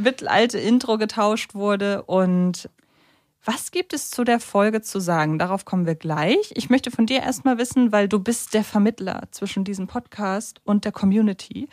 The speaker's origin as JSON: {"language": "German", "region": "Hamburg", "country": "Germany", "said": "als Hamburgerin"}